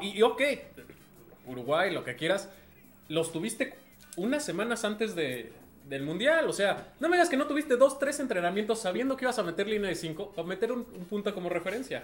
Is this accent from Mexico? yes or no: yes; Mexico; como mexicano